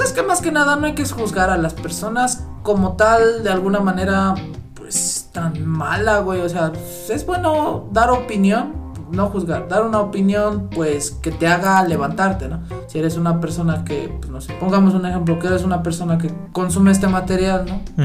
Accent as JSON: {"language": "Spanish", "country": "Mexico", "said": "como mexicanos tenemos el ingenio"}